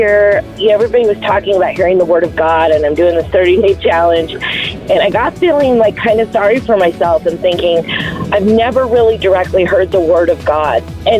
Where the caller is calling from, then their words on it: Maricopa, Arizona, United States; Maricopa, Arizona.